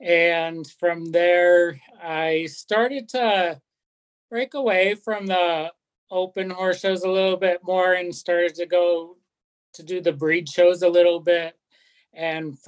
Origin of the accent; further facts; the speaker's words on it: Benson, Vermont, United States; moved away as an adult; also born or lived in New Hampshire / Maine / Fort Lauderdale, Florida; now in Midway, United States; I was raised in Benson, Vermont, and came from a horsey family